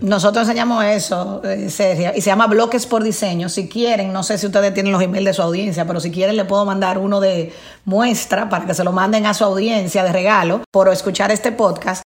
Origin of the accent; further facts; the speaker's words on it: Dominican Republic; Venimos, acuérdense, de una cultura como dominicanos y latinoamericanos, de, joseo